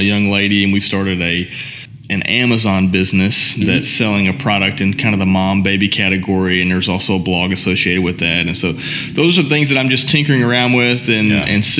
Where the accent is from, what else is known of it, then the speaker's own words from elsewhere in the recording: Owensboro, Kentucky, United States; also born or lived in Nashville, Tennessee; my family owned a janitorial and maintenance company mm-hmm. back in my hometown of Owensboro